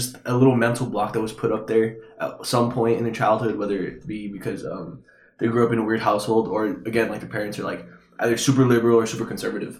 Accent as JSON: {"language": "English", "town": "El Paso", "region": "Texas", "country": "United States", "moved": "yes", "said": "I come from El Paso, which is, like, the majority of the people are, I don't even want to say left-leaning, because they voted Democrat"}